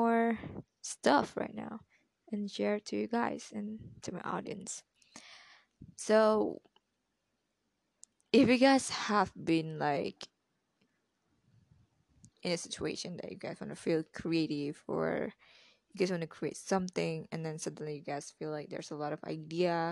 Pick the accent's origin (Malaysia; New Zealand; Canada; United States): Malaysia; I'm Malaysian